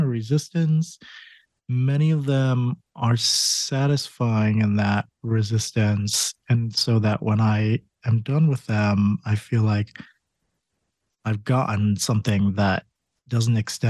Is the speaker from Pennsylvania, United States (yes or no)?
no; Connecticut, United States; moved away; I grew up in Connecticut